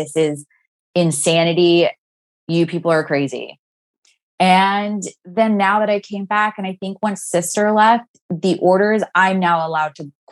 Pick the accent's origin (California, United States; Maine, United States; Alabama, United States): California, United States; Orange County; I grew up in Orange County in general, but like in a different city